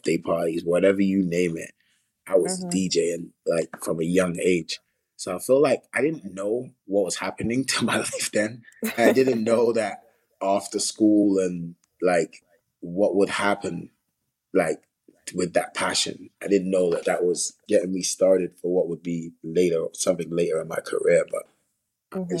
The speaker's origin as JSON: {"language": "English", "region": "London", "country": "United Kingdom", "tie": "born or raised there", "said": "I grew up on a lot of culture, because it's a melting pot, South London."}